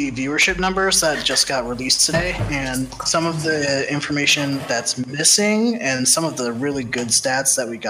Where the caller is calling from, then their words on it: Santa Clarita, California, United States; I'm from Santa Clarita, California.